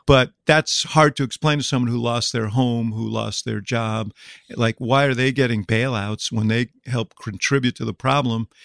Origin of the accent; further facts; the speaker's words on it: Chicago, Illinois, United States; I'm from Chicago